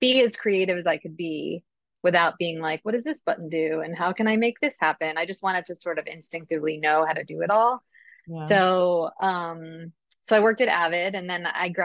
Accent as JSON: {"language": "English", "town": "Succasunna", "region": "New Jersey", "country": "United States", "tie": "born or raised there", "also_born_or_lived": "Boston", "moved": "as an adult", "said": "I grew up in Sakasana, right where Roxbury High School is. I lived in the same house that I was, you know, from when I was born"}